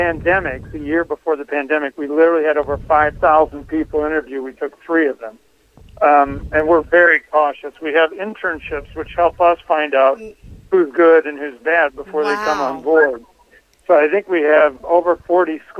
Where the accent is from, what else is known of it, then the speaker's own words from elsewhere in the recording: Iowa, United States; I'm from Iowa